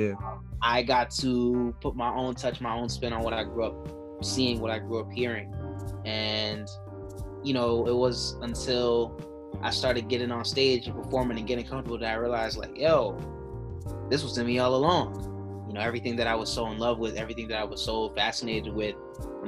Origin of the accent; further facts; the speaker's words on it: Boston, Massachusetts, United States; jamming 94.5, you know, Boston radio. Everybody who's from the city knows what that meant. As a kid, so I grew up listening